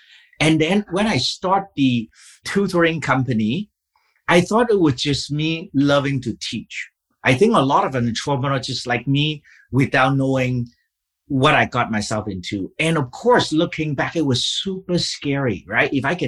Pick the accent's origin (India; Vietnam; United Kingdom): Vietnam; English is a second language; also born or lived in Vancouver, Canada; now in Seattle, United States; I was born and raised in Vietnam